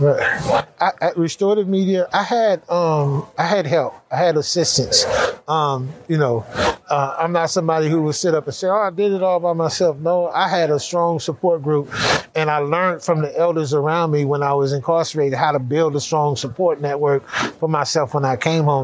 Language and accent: English; California, United States; I grew up in California, gang banging in that whole world